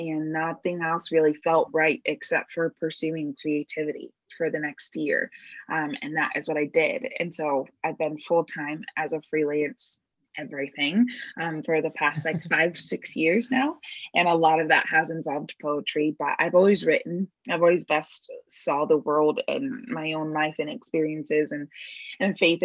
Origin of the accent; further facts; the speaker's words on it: Bay Area, California, United States; I'm born and raised in the Bay Area